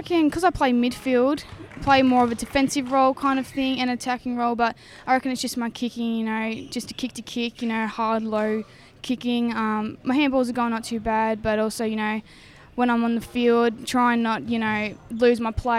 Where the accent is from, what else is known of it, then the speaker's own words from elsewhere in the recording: Mildura, Victoria, Australia; I came from Mildura from netball, kind of always was a netball basketball girl.